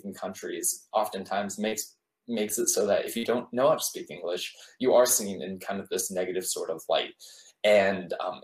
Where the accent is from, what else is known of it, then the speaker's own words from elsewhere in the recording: United States; I'm Korean American, but I don't know Korean super well because I grew up in America almost my entire life